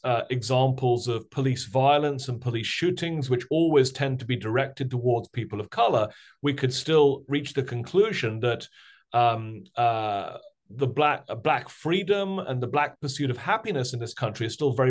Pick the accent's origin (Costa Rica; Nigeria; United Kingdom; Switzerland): United Kingdom; accent: British; now in United States; I also grew up in Britain, of course, as folks will probably be able to tell from my strange British accent.